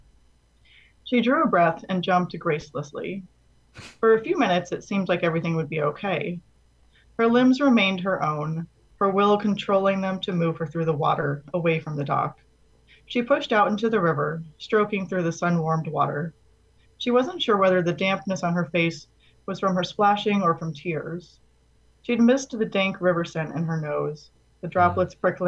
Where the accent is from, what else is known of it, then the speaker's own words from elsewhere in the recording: Florida, United States; Florida, which is where I'm from